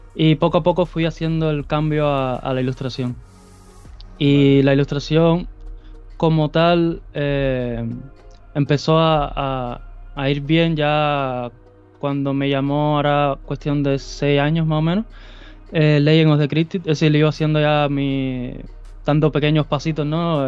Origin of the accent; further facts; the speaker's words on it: Cuba; moved away as an adult; now in Spain; soy originario de Cuba eh, y vine aquí a España ahora ya casi 10 años ya